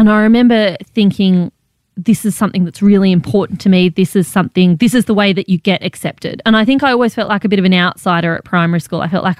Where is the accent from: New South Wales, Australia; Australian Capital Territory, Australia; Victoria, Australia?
Australian Capital Territory, Australia; Canberra; moved away; also born or lived in Malaysia; I grew up in Canberra, but I spent some time as a kid in Malaysia as well.